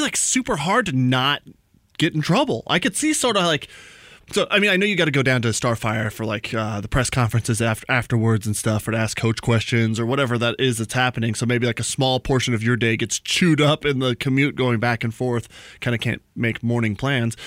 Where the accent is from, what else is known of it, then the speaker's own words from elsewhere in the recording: New Mexico, United States; moved away; We're both from New Mexico